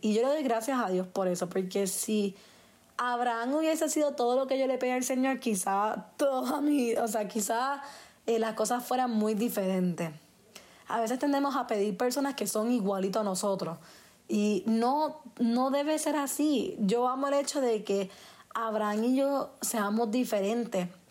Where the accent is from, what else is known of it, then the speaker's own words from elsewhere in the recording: Puerto Rico; yo soy puertorriqueña